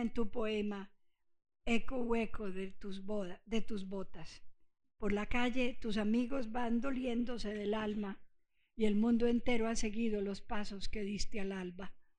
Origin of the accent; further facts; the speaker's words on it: Antioquia, Colombia; also born or lived in Puerto Rico; yo soy antioqueña. Mi madre es antioqueña, yo me crié aquí